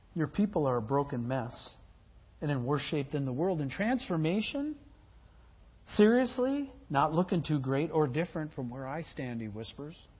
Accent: Midwest, United States; I come from the Midwest

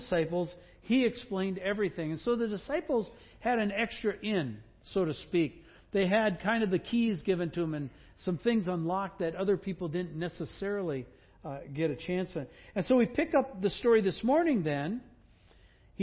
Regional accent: Wisconsin, United States; I grew up in Wisconsin

